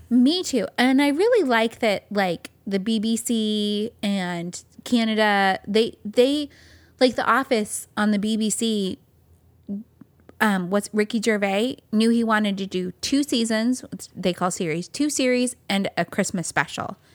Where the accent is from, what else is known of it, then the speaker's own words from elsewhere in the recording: California, United States; moved away; growing up in California